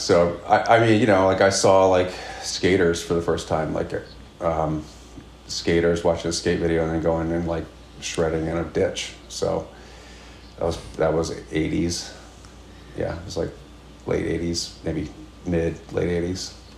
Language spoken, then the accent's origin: English; outside Washington D.C., Maryland, United States; moved away; I grew up in uh, outside of Washington D.C. in Maryland